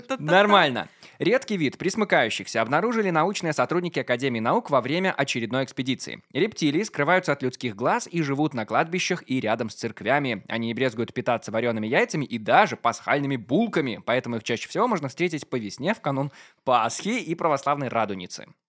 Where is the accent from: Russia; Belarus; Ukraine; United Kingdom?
Belarus; Maladzyechna, Minsk Region; я из Молодечно